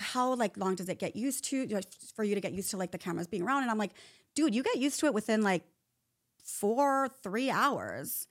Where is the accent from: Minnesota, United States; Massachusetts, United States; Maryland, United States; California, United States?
California, United States; Chula Vista; I'm from Chula Vista, San Diego